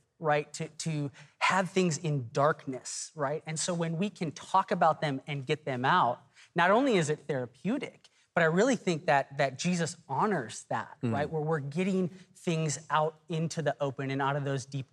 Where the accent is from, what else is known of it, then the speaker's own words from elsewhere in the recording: Texas, United States; I'm from Texas